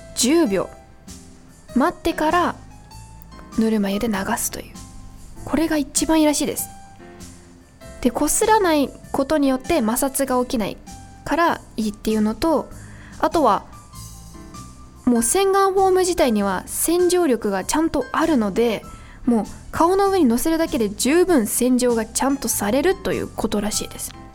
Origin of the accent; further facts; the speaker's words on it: Niiza, Saitama, Japan; 地元埼玉県新座市